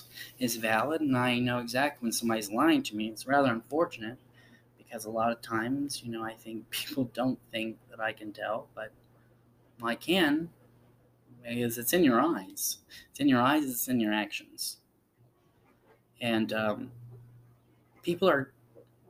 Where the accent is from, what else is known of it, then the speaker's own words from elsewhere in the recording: South Carolina, United States; I was born in South Carolina.